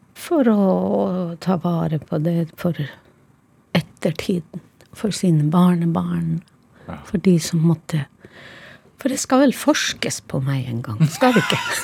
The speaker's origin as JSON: {"language": "Norwegian", "town": "Karasjok", "region": "Finnmark", "country": "Norway", "tie": "born or raised there", "said": "Karasjok, min hjemby"}